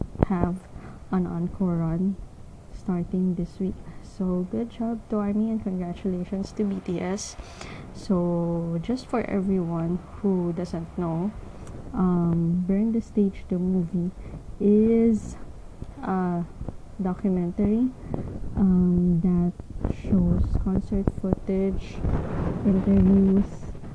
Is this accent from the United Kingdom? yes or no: no; Philippines; I am from the Philippines. I am currently in the Philippines